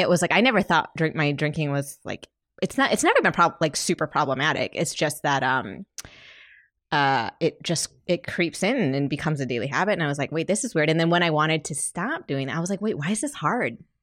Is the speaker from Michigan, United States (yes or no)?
yes; Michigan, United States; I'm from Michigan